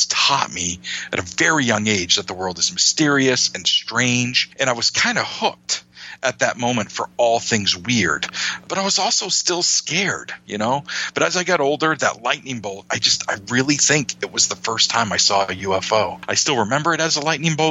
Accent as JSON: {"language": "English", "region": "Maine", "country": "United States", "said": "my home state of Maine"}